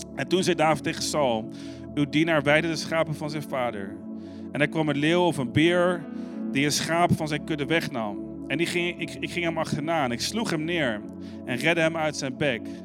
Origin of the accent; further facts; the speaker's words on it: Arnhem, Gelderland, Netherlands; moved away; also born or lived in Amsterdam; Ik ben opgegroeid in Arnhem